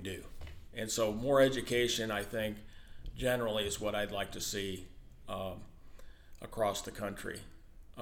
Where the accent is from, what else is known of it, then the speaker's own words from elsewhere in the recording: Hamilton, Illinois, United States; a small town in where I grew up in Hamilton